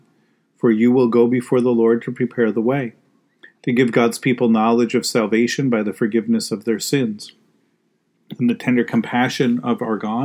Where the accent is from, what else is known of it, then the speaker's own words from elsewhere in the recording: United States; As Christians, even as American Christians